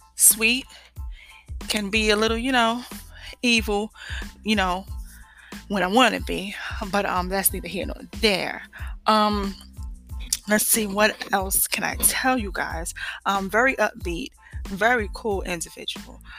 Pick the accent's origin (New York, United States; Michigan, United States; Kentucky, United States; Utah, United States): New York, United States; moved away as an adult; now in Georgia, United States; I'm from New York, okay? Born and raised.